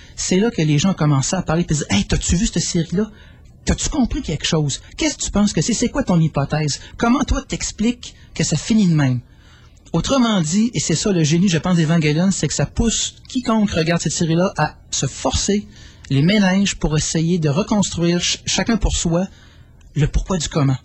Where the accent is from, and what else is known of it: Quebec, Canada